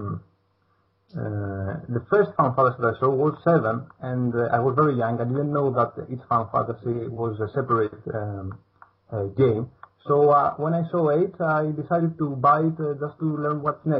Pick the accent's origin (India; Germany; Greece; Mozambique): Greece; English is a second language; I am from Greece